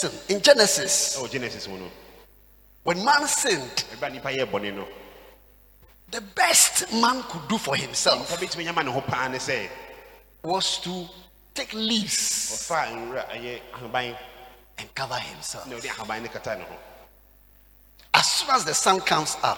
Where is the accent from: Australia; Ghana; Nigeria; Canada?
Ghana